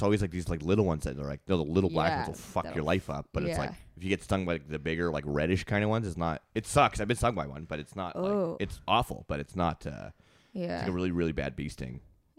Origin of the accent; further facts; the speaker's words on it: Canada; We're Canadian.